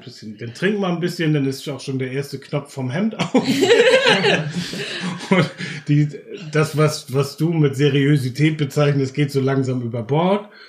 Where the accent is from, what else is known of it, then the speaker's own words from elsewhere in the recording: Germany; als Deutsche